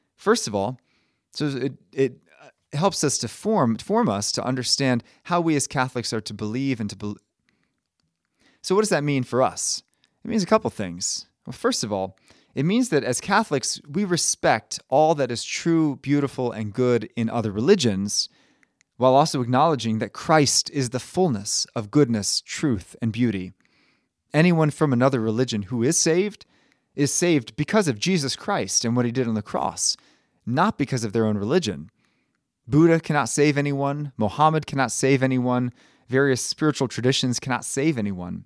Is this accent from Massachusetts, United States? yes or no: no; Maryland, United States; I'm from Maryland